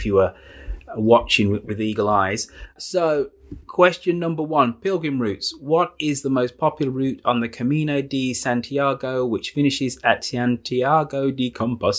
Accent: Birmingham, West Midlands, United Kingdom; my hometown in Birmingham

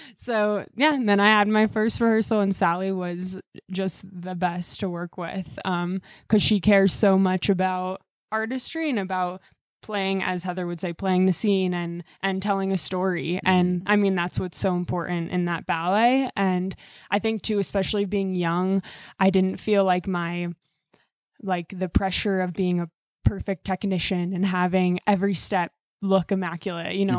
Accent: Iowa City, Iowa, United States; I grew up in Iowa City

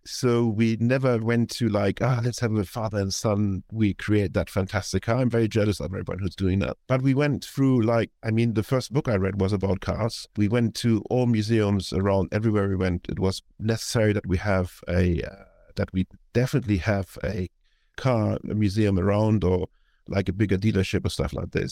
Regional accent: Hamburg, Germany; moved away; be recording this in Hamburg, which is my hometown, and I'm, uh, visiting

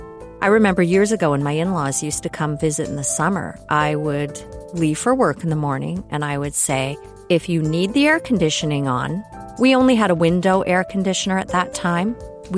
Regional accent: Toronto, Ontario, Canada; also born or lived in Kitchener; I was born in Toronto, but my father, Ted, was an up-and-coming banker back in the day, so we moved a lot because he would get transferred from one branch to another as his career evolved. Mostly in Toronto, sometimes Kitchener

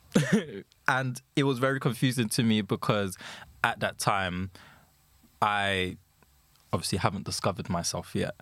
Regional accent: London, United Kingdom; I'm from London

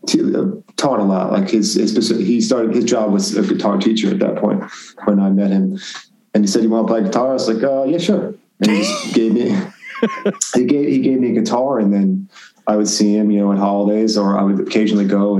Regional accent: Branford, Connecticut, United States; born or raised there; moved away as an adult

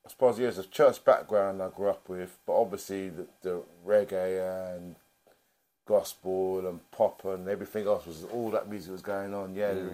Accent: London, United Kingdom; I grew up in Brixton. I was born in Angel Road area.

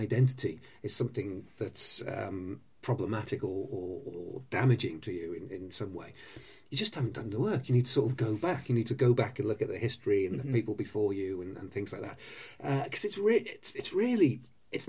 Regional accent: North Wales, United Kingdom; also born or lived in Rugby, England; I was born in Rugby. I was born on Watling Street, or very close to Watling Street. But I was raised in North Wales

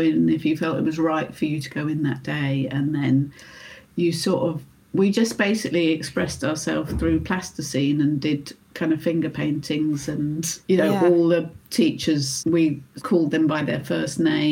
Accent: United Kingdom; being British

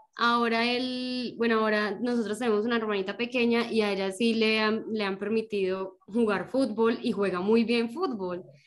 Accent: Pereira, Risaralda, Colombia; todos los peregrinos somos hinchas del Pereira

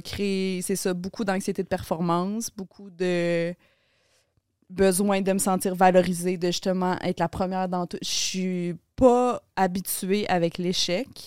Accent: Laval, Quebec, Canada; moved away as an adult; now in Montreal, Canada; je grandi à Laval, t'as habité dans une maison pareille comme toutes les autres maisons

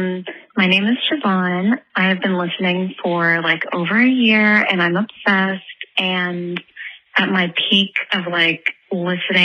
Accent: New Brunswick, Canada; I grew up in Canada, in New Brunswick, on the East Coast.

